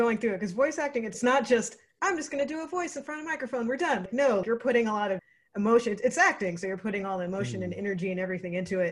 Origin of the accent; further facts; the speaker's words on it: Texas, United States; I took French, which was totally useless growing up in Texas